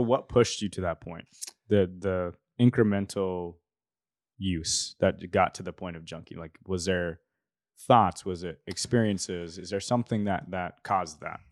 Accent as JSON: {"language": "English", "town": "Salt Lake City", "region": "Utah", "country": "United States", "tie": "born or raised there", "also_born_or_lived": "Bountiful, Utah", "said": "I was born in Rose Park, and then we moved out of Rose Park when I was, yeah, ten, eleven, twelve. And then we went to North Salt Lake, bountiful"}